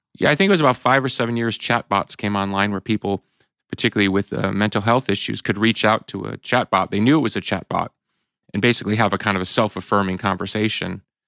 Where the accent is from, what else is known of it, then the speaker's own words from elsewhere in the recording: Chicago, Illinois, United States; we're from Chicago.